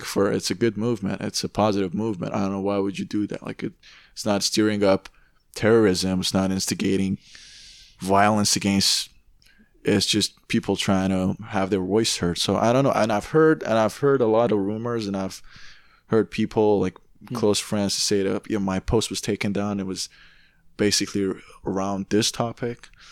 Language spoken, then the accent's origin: English; Tehran, Tehran Province, Iran; now in Canada; I grew up in Tehran